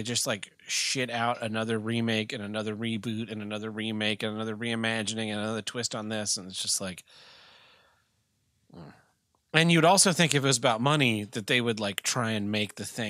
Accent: Tulsa, Oklahoma, United States; I grew up in Greenwood in Tulsa, you know, black neighborhood.

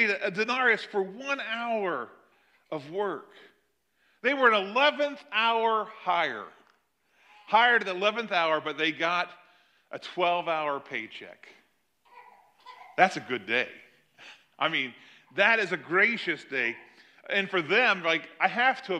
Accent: United States; us as American citizens

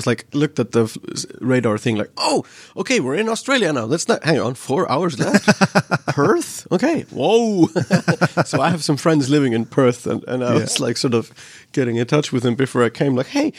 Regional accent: Reykjavik, Capital Region, Iceland; English is a second language; I grew up in Reykjavik, which is the capital, and also like where one third of the population lives.

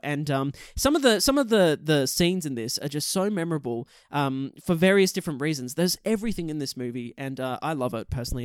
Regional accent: Australia; we're both Australian

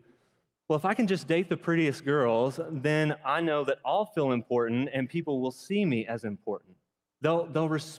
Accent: United States

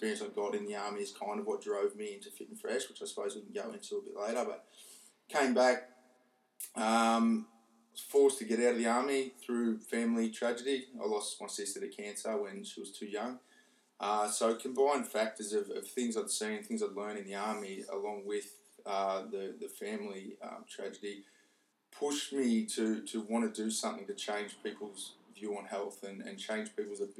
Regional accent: Dudley, New South Wales, Australia; Grew up in Dudley

